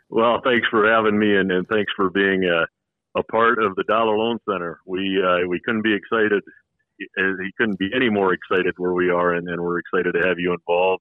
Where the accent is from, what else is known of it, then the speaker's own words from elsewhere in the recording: Sioux Falls, South Dakota, United States; also born or lived in Minnesota; now in Las Vegas, United States; I grew up in the Midwest in Sioux Falls, South Dakota.